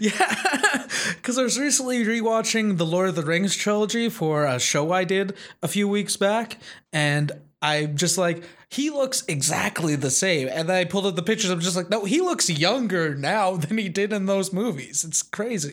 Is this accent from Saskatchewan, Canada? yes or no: yes; Wolseley, Saskatchewan, Canada; born or raised there; moved away